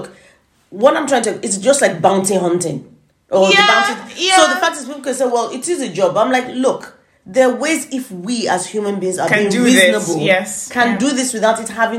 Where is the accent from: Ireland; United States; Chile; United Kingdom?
United Kingdom; I'm British